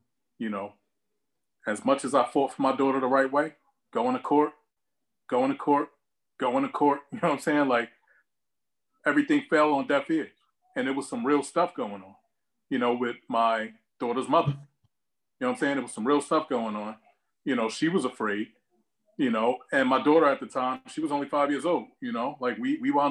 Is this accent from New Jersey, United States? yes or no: yes; Newark, New Jersey, United States; also born or lived in East Orange, New Jersey; Born and raised, I'm from Newark, New Jersey. Grew up between Newark and East Orange